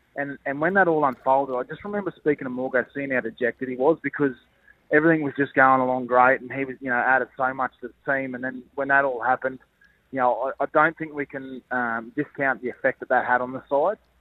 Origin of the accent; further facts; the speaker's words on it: Queensland, Australia; I'm a Queenslander